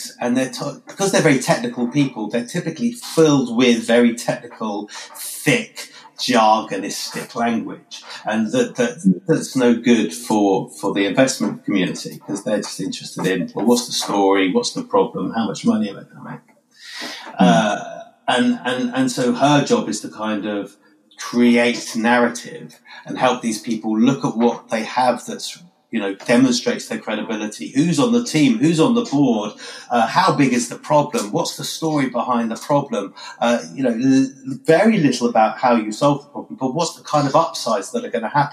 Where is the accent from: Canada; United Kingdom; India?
United Kingdom; we're British